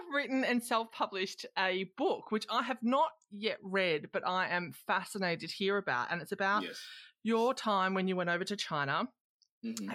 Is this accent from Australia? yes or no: yes; Australia; I'm an Aussie